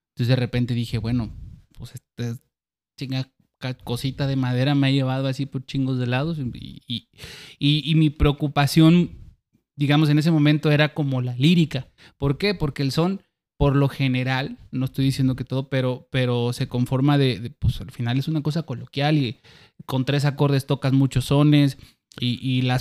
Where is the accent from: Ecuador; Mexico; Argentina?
Mexico; Acayucan, Veracruz; accent: jarocho sureño; moved away as an adult; now in Xalapa, Mexico; Allá nací, crecí.